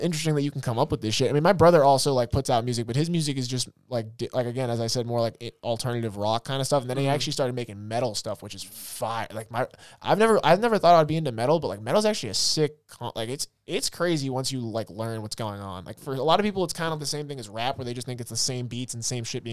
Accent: Grafton, Massachusetts, United States; I grew up in Grafton

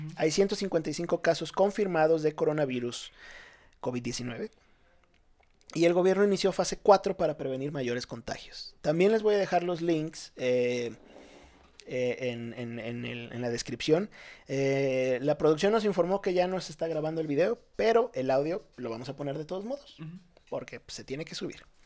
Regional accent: Ciudad Madero, Tamaulipas, Mexico; moved away; also born or lived in Veracruz; yo soy de Veracruz, pero viví toda mi vida en Ciudad Madero, Tamaulipas.

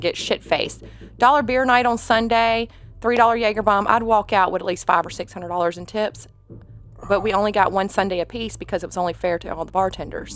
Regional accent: Atlanta, Georgia, United States; accent: country; moved away as an adult; also born or lived in Tampa, Florida / Bristol, Tennessee; now in Tennessee, United States; I am from Atlanta, Georgia, originally. I moved from there in twenty se, twenty oh seven

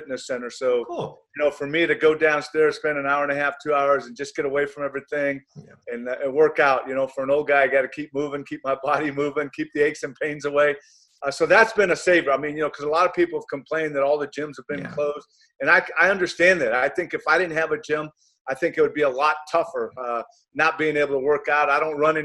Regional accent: Ontario, California, United States; moved away as an adult; also born or lived in Cincinnati; I grew up in Ontario, California, about 40 miles east

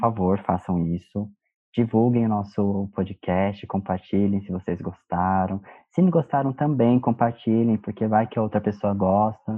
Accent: São Paulo, Brazil; nós somos de São Paulo

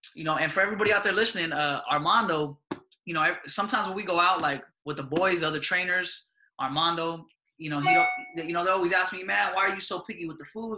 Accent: United States; when we were growing up here in the U.S.

